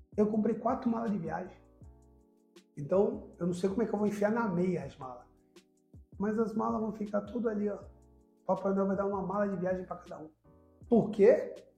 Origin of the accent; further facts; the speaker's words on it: Brazil; eu sou brasileiro